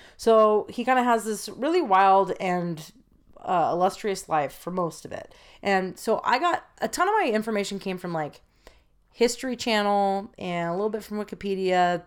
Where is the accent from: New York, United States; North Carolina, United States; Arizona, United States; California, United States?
California, United States; San Francisco; I was born in San Francisco.